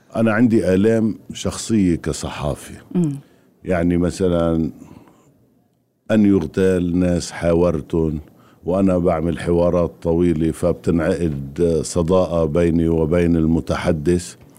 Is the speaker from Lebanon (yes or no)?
yes; Lebanon; أنا من لبنان